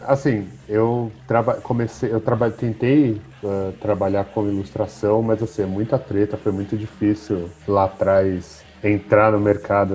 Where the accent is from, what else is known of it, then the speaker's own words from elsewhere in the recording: São Paulo, Brazil; eu sou daqui de São Paulo, sou ali do, do Butantes. Butantã ali no Rio Pequeno. Cresci, cresci em São Paulo